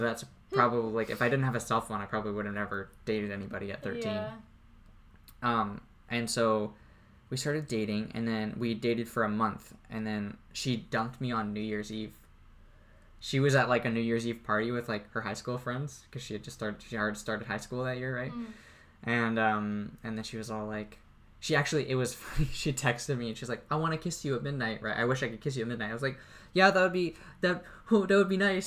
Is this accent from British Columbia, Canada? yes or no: yes; Courtenay, British Columbia, Canada; when I was growing up in Courtney, there was a school at the end of the street